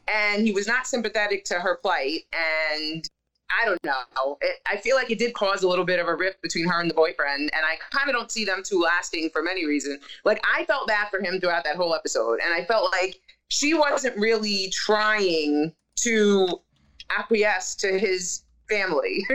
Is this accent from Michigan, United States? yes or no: no; New York, United States; I'm from New York